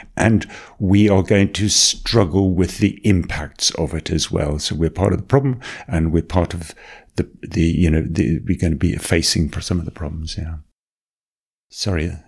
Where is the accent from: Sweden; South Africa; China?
South Africa; accent: South African; also born or lived in Botswana / Tanzania / Salford; now in Manchester, United Kingdom; I was born in Botswana. I grew up in South Africa. You might recognize I've got a little bit of a South African twinge there